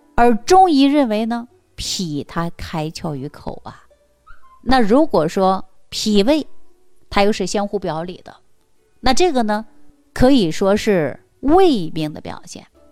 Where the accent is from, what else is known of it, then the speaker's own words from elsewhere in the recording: China; 我们中国人